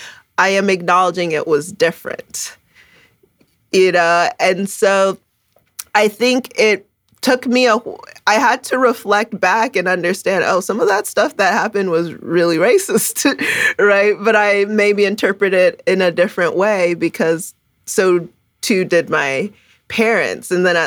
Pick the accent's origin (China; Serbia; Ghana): Ghana; first language Twi; English is a second language; also born or lived in Canada; So I was born in Canada. So I came from the cold weather, but quickly, when I was two, we moved to Ghana. So, you know, I was reminded of who I am. And my first language is Tree, and actually lived with my grandmother in Ghana.